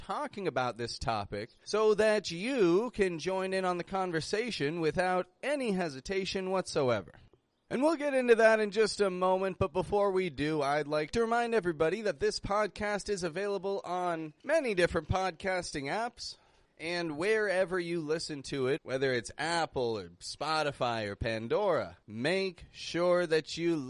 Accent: Toronto, Ontario, Canada; moved away as an adult; now in Mexico; I'm from Toronto. That's in Canada.

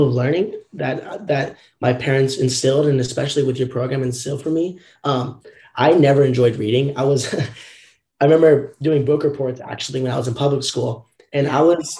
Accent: Southern Orange County, California, United States; growing up in Southern Orange County, California, I was always in the public school system

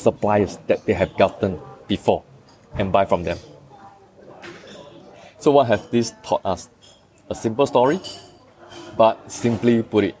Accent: Singapore; as a Singaporean, we all know

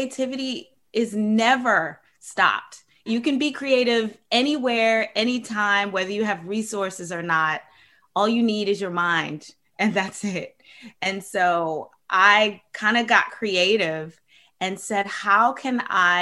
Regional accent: Maryland, United States; I grew up in Maryland with a big family

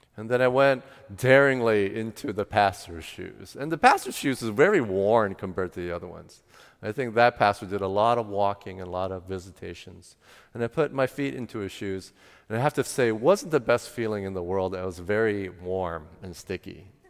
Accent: United States; my parents are first generation that immigrated to the U S, and I was the first generation born in the United States.

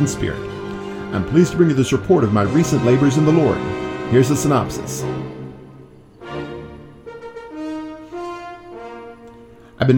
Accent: United States; maybe being American

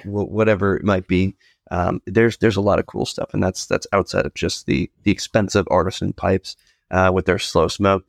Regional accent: New England, United States; growing up in New England

